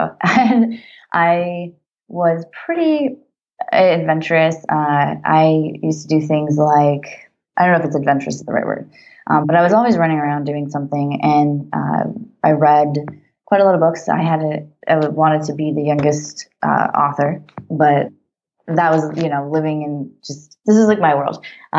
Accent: Florida, United States; also born or lived in Simi Valley, California; I was born in Simi Valley, California, and then I left when I was about 3 to South Florida.

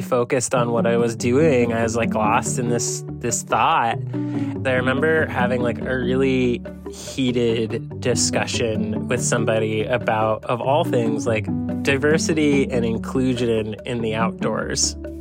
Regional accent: Waterbury, Vermont, United States; now in Bellingham, United States; I was in Waterbury, Vermont, my hometown

